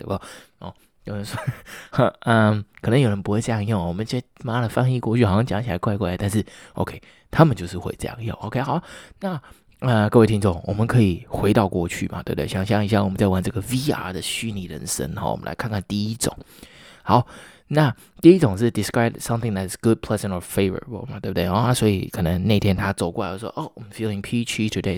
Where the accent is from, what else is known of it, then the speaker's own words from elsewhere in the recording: Taiwan; 我们台湾人